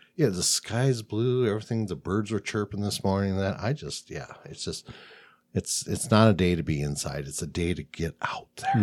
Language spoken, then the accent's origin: English; Midwest, United States; now in Phoenix, United States; I'm from the Middle Coast.